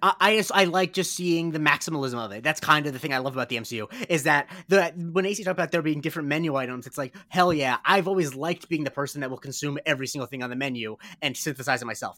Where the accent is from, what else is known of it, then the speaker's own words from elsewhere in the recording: Punta Gorda, Florida, United States; I'm from Punta Gorda, Florida